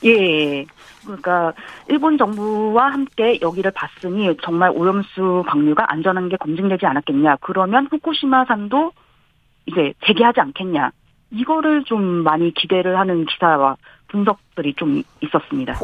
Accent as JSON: {"language": "Korean", "country": "South Korea", "moved": "yes", "lives_now": "Japan"}